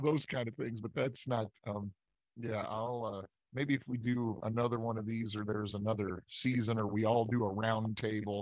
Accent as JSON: {"language": "English", "town": "Scottsburg", "region": "Indiana", "country": "United States", "tie": "born or raised there", "also_born_or_lived": "Louisville, Kentucky", "moved": "yes", "said": "I was born in Louisville, Kentucky, but I was raised about 30 miles north in Indiana, at a place called Scottsburg, Indiana"}